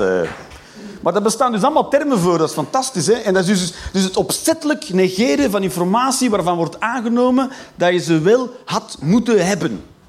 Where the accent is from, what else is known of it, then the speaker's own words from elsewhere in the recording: Flanders, Belgium; Ik ben Vlaming